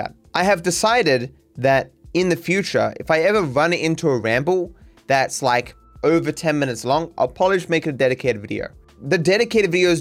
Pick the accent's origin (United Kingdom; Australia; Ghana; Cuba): Australia; being Australian